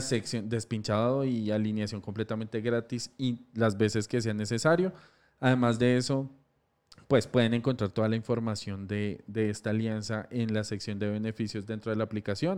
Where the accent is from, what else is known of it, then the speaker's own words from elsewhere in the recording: Colombia; Somos colombianos y acá se notó la berraquera